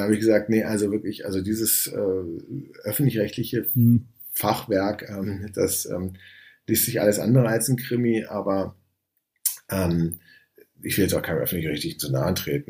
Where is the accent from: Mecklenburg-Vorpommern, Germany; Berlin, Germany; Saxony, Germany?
Berlin, Germany; ich komme aus Berlin